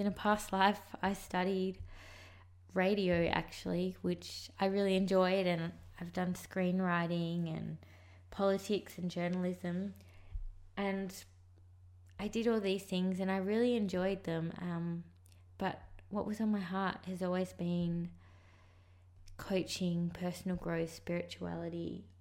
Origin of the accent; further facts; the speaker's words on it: Sydney, New South Wales, Australia; also born or lived in Sri Lanka; I left Sri Lanka and I moved to Sydney with my adopted parents